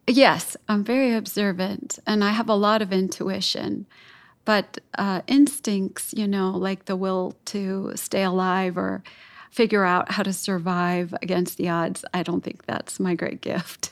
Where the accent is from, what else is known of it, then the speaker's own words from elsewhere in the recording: Chicago, Illinois, United States; parts of my city here, uh, where I grew up in Chicago